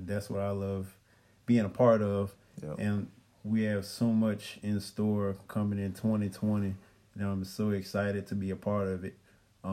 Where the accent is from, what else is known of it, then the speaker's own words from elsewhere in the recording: New Orleans, Louisiana, United States; also born or lived in Lafayette, Louisiana; I'm from New Orleans. I graduated from Shaw